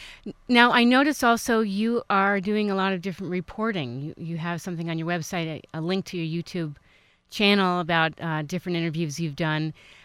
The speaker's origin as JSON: {"language": "English", "region": "East Coast", "country": "United States", "moved": "yes", "lives_now": "Orange County, California, United States", "said": "I'm originally from the East Coast. I've lived here, I guess, over 12 years."}